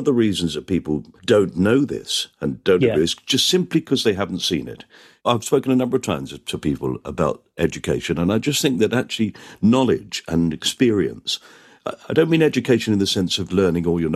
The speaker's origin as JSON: {"language": "English", "town": "Manchester", "region": "North West England", "country": "United Kingdom", "said": "I am from Manchester."}